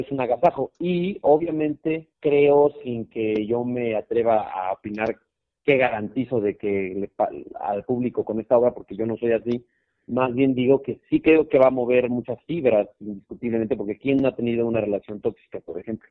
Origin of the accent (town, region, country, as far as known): Mexico